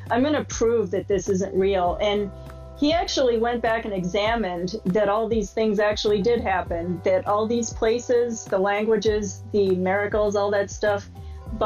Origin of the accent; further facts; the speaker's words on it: just outside of Boston, Massachusetts, United States; I grew up in just outside of Boston